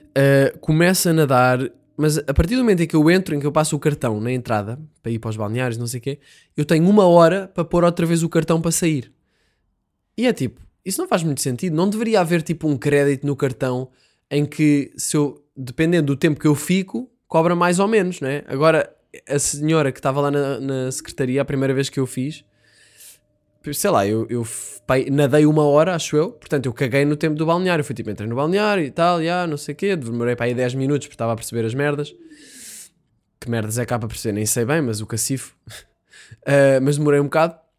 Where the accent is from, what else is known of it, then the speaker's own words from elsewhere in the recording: Vizela, Norte, Portugal; Eu sei que estou a exagerar um bocado o sotaque, mas eu sou de Bizela